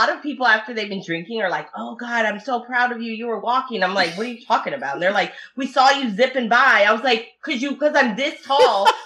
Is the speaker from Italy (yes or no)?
yes; Italy; first language Italian; English is a second language; because I speak Italian and that yes. was my first language. So my mom and my family overseas are going to do some